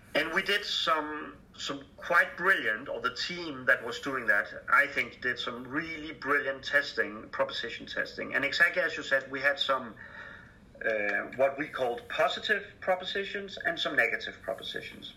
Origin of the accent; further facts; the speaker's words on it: Denmark; I'm from Denmark